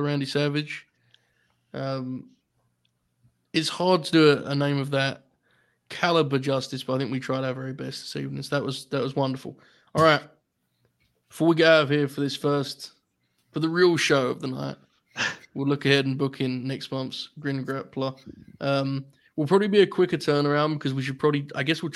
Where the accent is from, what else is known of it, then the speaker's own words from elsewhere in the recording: United Kingdom; being British